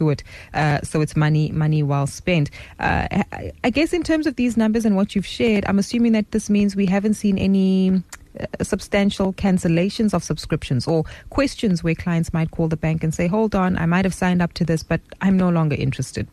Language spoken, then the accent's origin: English; South Africa; us as South African consumers